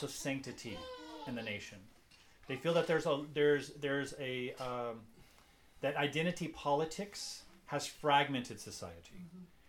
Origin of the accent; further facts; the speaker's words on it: United States; I'm American